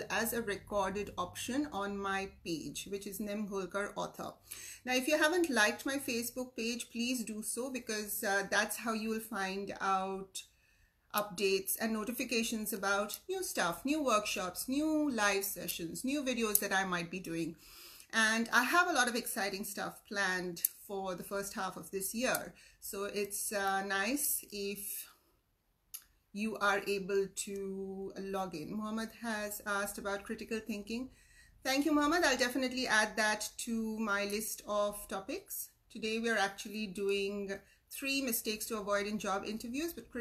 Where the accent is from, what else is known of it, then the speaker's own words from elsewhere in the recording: Mumbai, Maharashtra, India; now in Sydney, Australia; I'm originally from Mumbai, India, and I've been in Sydney, Australia for the last 25 years